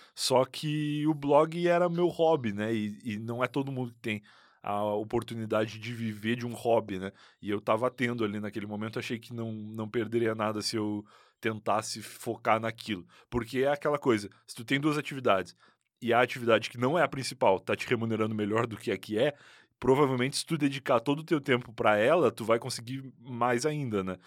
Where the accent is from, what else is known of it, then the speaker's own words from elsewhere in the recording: Rio Grande, Rio Grande do Sul, Brazil; moved away as an adult; now in São Paulo, Brazil; eu nasci em Rio Grande, que é uma cidade no sul do Rio Grande do Sul